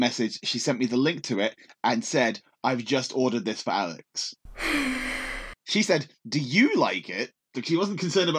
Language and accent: English; England, United Kingdom; I'm English.